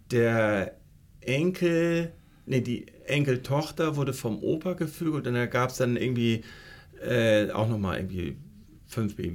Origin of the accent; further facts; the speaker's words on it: Flensburg, Schleswig-Holstein, Germany; moved away as an adult; now in Hamburg, Germany; Ich komme eigentlich aus Flensburg, habe da Abitur gemacht.